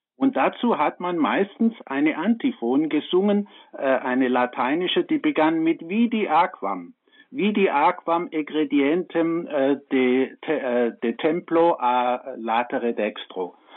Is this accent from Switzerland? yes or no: no; Swabia, Germany; Ich bin aus dem Schwabenland